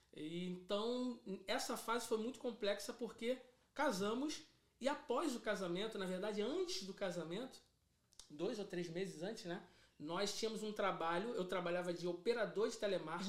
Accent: Rio de Janeiro, Brazil; eu sou cria, né? Que a gente costuma dizer cria de Bangu, do Rio da Prata de Bangu

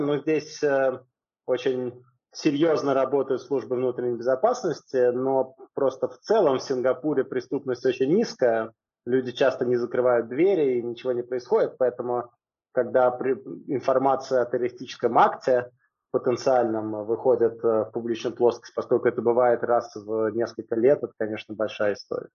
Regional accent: Moscow, Russia; moved away as an adult; now in Singapore; Я родился в Москве и большую часть жизни я прожил в Москве

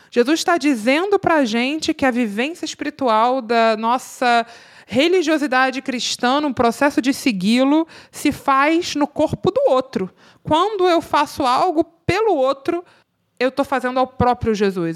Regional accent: Rio de Janeiro, Brazil; eu sou do Rio de Janeiro

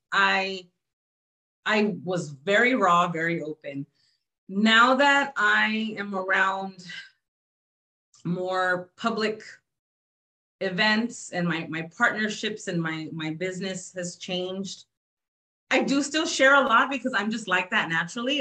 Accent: San Antonio, Texas, United States; I'm from San Antonio, Texas.

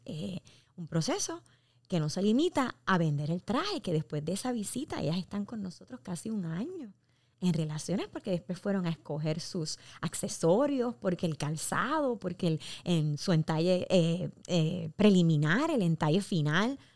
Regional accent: Puerto Rico; como puertorriqueños estamos, somos una empresa netamente puertorriqueña

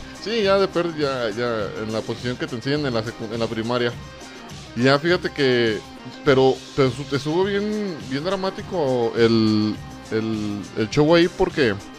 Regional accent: Mexico; como mexicanos

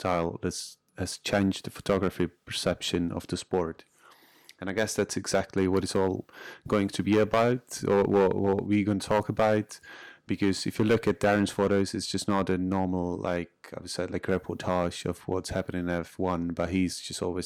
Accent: Czechia; English is a second language; I'm from Czech Republic

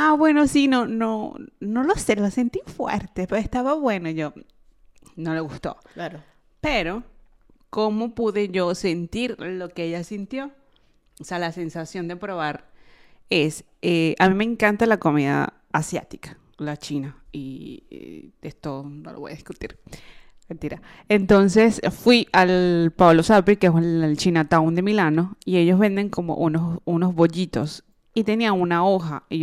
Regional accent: Venezuela; now in Italy; soy de Venezuela.

